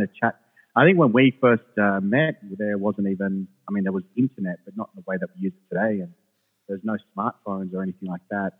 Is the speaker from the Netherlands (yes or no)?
no; Australia; English is a second language; also born or lived in Jerusalem / Sweden; I was born in Jerusalem, but then I, um, I lived in Sweden for the most part, first part of my life as a youngster. So I only moved to Australia when I was like seven or eight. I couldn't speak English